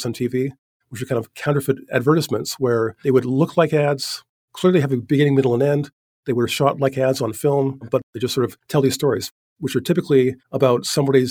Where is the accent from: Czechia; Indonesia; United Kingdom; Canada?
Canada; Vancouver, British Columbia; I'm an artist from Vancouver, Canada.